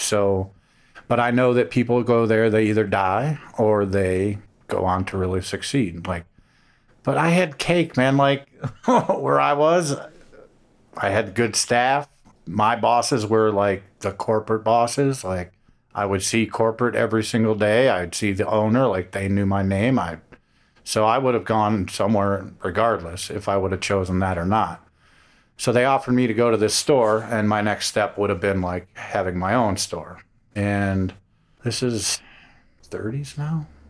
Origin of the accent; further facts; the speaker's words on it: Cleveland, Ohio, United States; moved away as an adult; also born or lived in Miami; I'm from Cleveland